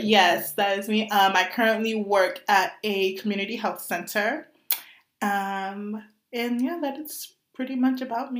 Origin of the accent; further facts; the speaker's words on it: Boston, Massachusetts, United States; Yeah, so 24, single. I'm Haitian, born and raised in Boston.